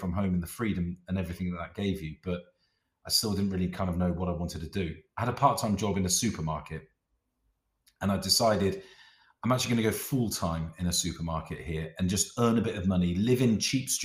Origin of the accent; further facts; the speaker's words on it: South West England, United Kingdom; moved away as an adult; also born or lived in Middlesbrough; I'm from the southwest of England